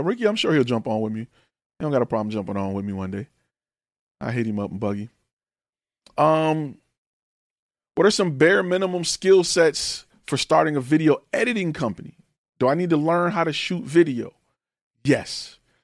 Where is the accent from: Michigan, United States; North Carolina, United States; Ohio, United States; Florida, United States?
Michigan, United States; Detroit; moved away; I am from Detroit, Michigan, Detroit Public Schools